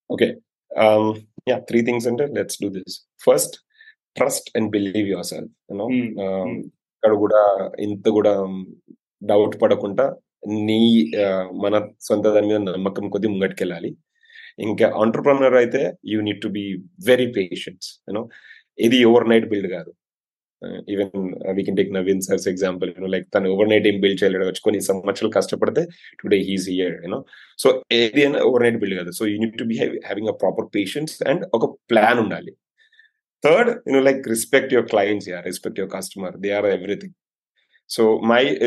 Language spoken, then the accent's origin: Telugu; Nimmapalli, Telangana, India; also born or lived in Mumbai; మా ఊరు I mean మా నేను ముంబైలో పుట్టాను కానీ మా ఊరు వచ్చేసి నిమ్మపల్లి సిరిసలకు దగ్గర ఉంటుంది అనమాట చిన్న ఊరు